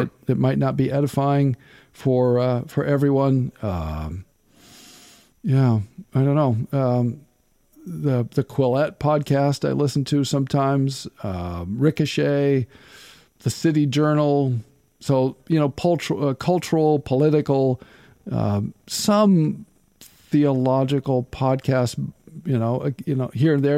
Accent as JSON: {"language": "English", "region": "Nebraska", "country": "United States", "moved": "yes", "said": "I'm from, I'm from Nebraska"}